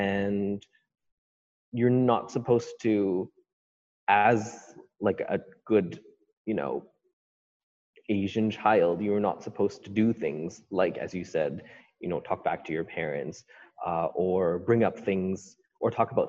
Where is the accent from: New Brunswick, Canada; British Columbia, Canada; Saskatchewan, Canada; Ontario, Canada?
British Columbia, Canada; Vancouver; I grew up here, born and raised in Vancouver, one of the few who haven't fled the city, it seems. I was born and raised in Kerrisdale, grew up there, and then moved to East Van when I was 13 and have been living in East Van ever since.